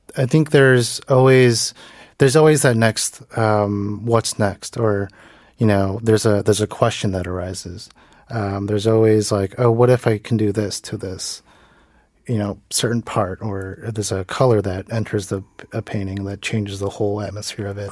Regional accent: United States; moved away as an adult; now in South Korea; in America, uh, as a Korean American, you know, I'm not American, uh, visually

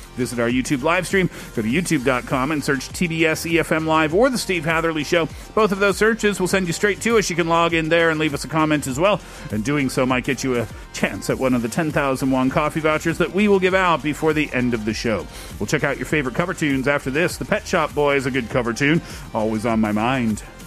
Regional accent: South Korea; I am from Korea

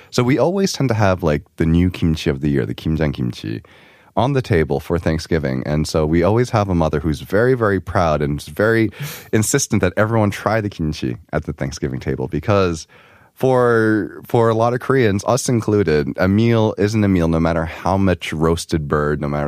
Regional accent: New York, United States; especially the area that we grew up in, so we grew up in New York, um, areas with uh, big Asian populations

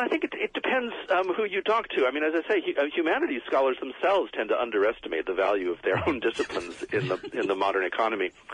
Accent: United States; when I was a kid, everyone had to learn to use the slide rule because I was growing up in America

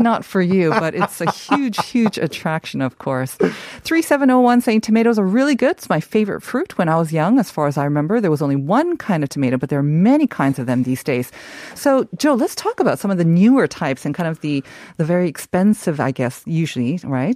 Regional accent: South Korea; moved away; the ones that I grew up with in Korea

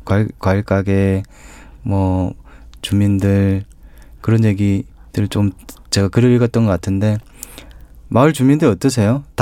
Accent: Changwon, South Gyeongsang, South Korea; 저는 그 창원중학교

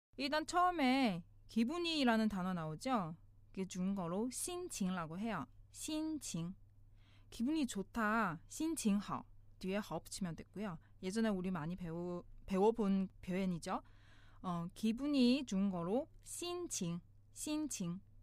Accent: China; now in South Korea; 중국에서 온

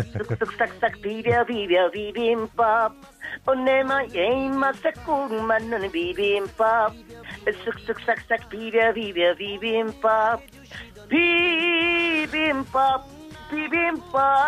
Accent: Bangladesh; Korean is a second language; moved away as an adult; now in South Korea; 저는 어, 방글라데시 태어났지만 한국에서 20년 살아면서

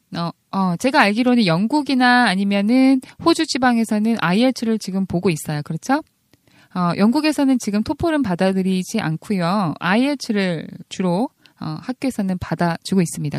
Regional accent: South Korea; first language Korean; 저희들의 모국어 mother tongue은 코리안이죠. second language가 English예요.

